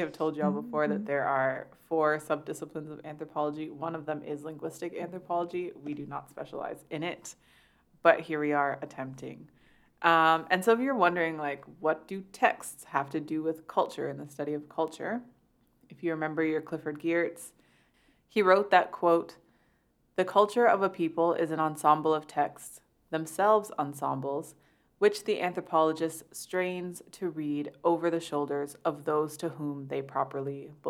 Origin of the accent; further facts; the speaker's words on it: Canada; I'm Canadian